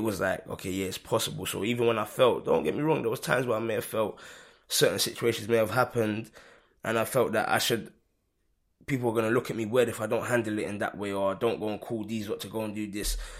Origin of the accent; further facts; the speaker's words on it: London, United Kingdom; I've lived in Hackney all of my life